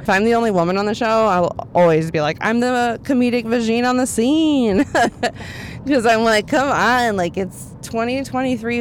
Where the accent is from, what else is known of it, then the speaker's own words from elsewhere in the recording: Dallas, Texas, United States; I grew up in Dallas, Texas